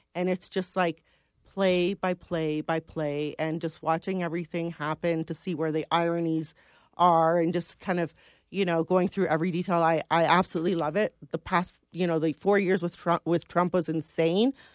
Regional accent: London, Ontario, Canada; I was born in London.

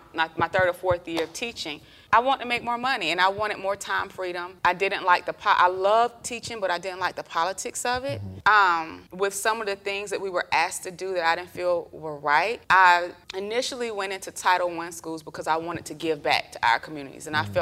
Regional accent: Columbus, Georgia, United States; moved away; also born or lived in Atlanta, Georgia; I'm from Georgia. I'm from Columbus, Georgia. We moved up to Atlanta in 1996.

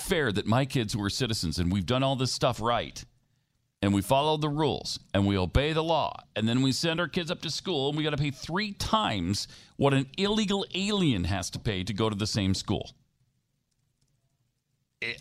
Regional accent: Texas, United States; we're from Texas

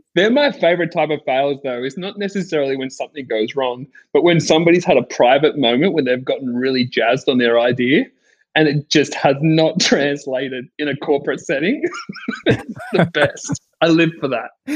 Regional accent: Sydney, New South Wales, Australia; I grew up in Sydney um, at Bondi in Bondi Beach

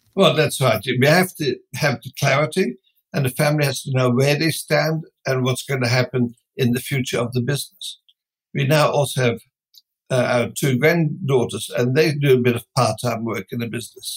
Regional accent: Netherlands; moved away as an adult; now in Australia; I came originally from Holland

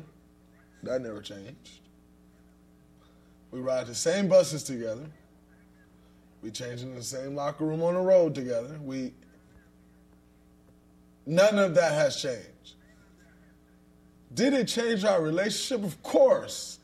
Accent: Saginaw, Michigan, United States; I grew up in Saginaw, Michigan

